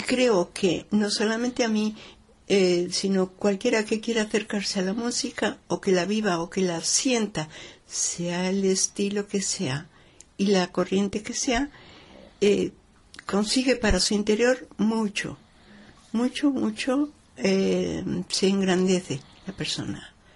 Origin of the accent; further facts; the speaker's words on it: Mexico City, Mexico; moved away; Yo soy mexicana, nacida en la capital de la, de la República Mexicana